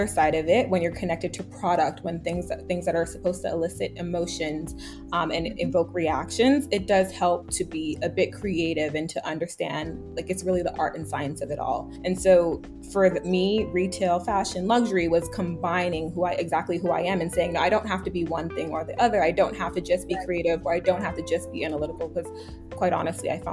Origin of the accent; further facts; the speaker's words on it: New York, United States; I grew up in New York.